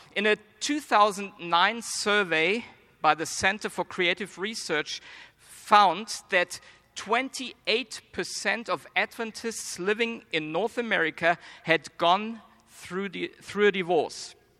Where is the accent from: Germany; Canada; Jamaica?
Germany; accent: German; now in United States; I was born and raised in Germany, but I believe I don't have a strong German accent